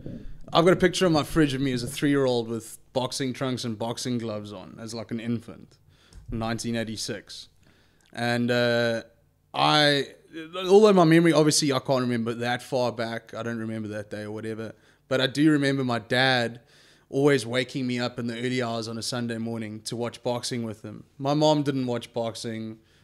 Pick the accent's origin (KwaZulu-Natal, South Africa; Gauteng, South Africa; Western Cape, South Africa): Western Cape, South Africa; Cape Town; Born in Mowbray at the maternity ward where I think 90% of my friends were born. And just been a southern suburbs boy my whole life.